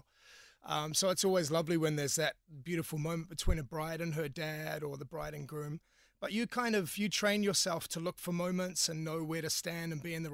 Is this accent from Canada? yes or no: no; New Zealand; moved away as an adult; now in Cork, Ireland; I'm from New Zealand